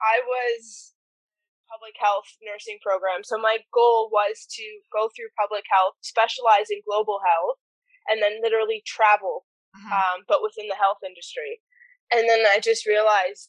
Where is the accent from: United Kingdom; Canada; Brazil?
Canada; Niagara Falls, Ontario; moved away as an adult; also born or lived in Alberta / British Columbia / Western Australia; now in Australia; I was born and raised in Niagara Falls in Ontario